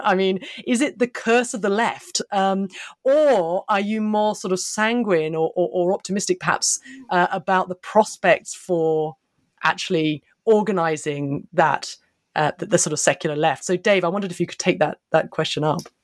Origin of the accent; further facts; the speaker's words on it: United Kingdom; I'm a Brit